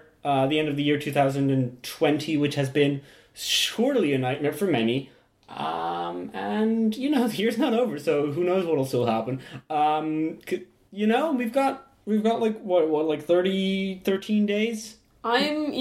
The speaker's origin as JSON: {"language": "English", "country": "Belgium", "said": "we're from Belgium."}